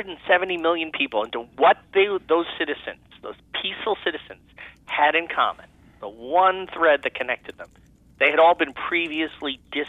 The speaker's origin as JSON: {"language": "English", "town": "New York City", "region": "New York", "country": "United States", "tie": "born or raised there", "said": "I'm from New York City"}